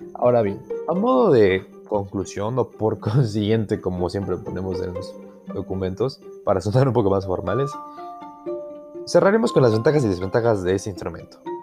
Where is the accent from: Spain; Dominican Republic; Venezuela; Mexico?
Mexico; Ixmiquilpan, Hidalgo; mi comunidad, mi pueblo es Ixmiquilpan Hidalgo